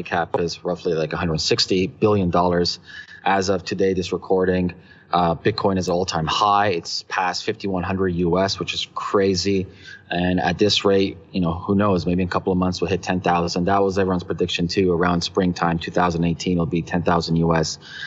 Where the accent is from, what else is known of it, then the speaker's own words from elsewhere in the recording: Toronto, Ontario, Canada; also born or lived in Hong Kong; we're from Toronto